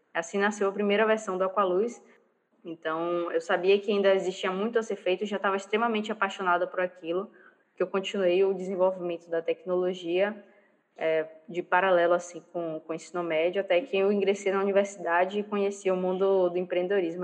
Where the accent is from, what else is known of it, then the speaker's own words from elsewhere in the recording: Bahia, Brazil; eu sou baiana